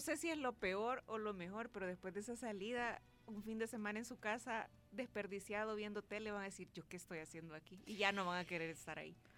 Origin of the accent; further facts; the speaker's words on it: El Salvador; yo sí soy salvadoreña